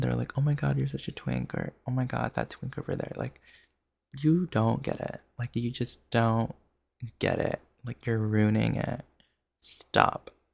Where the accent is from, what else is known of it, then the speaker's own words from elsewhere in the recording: Jersey Shore, New Jersey, United States; moved away as an adult; now in Los Angeles, United States; I have life experience from living eighteen years in New Jersey